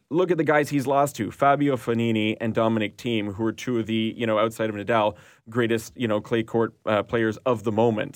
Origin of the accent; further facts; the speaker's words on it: Canada; as a Canadian viewer